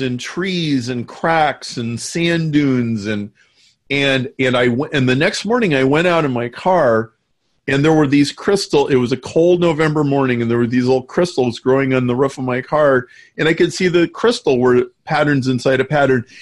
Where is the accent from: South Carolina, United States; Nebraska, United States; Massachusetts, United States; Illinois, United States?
Nebraska, United States; I grew up in Nebraska